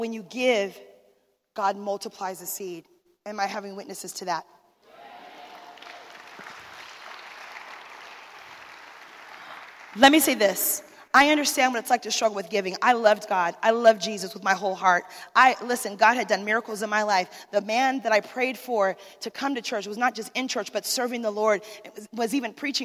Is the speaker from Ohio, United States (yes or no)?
no; Arizona, United States; I'm from Arizona